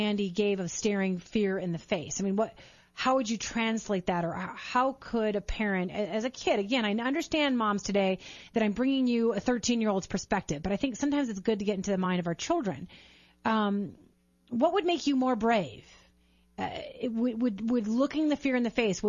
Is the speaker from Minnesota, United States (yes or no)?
yes; Minnesota, United States; Mike and I grew up in Minnesota